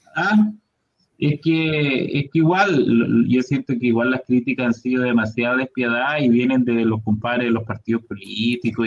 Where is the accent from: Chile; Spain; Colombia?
Chile